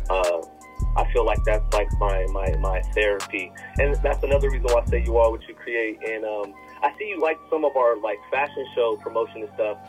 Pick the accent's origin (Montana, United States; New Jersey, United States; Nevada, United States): Nevada, United States; Las Vegas; moved away as an adult; also born or lived in Tucson, Arizona / Porterville, California / York, Nebraska; I was born and raised in uh, Vegas uh, originally.